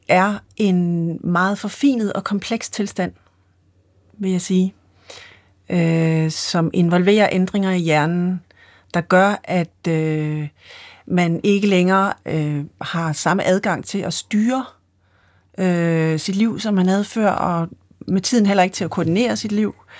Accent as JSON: {"language": "Danish", "town": "Sønderho", "region": "Southern Denmark", "country": "Denmark", "said": "jeg kommer fra Sønderho på Fanø"}